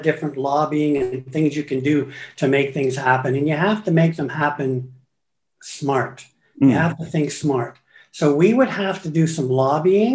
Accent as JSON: {"language": "English", "town": "Guelph", "region": "Ontario", "country": "Canada", "tie": "born or raised there", "also_born_or_lived": "Toronto / Paris / Mexico / China", "moved": "as an adult", "said": "I was born and raised, went to various schools in Guelph"}